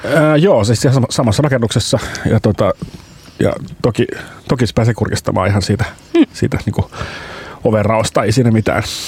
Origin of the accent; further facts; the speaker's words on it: Pori, Satakunta, Finland; me ollaan Ruosniemessä fyysisesti sijaitaan. Ja eli sieltä se... mä itse kotosin myöskin